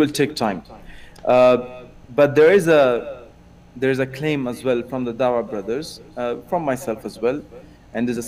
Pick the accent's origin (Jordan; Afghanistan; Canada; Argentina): Afghanistan; now in Germany; I'm actually from Afghanistan. I live in Germany.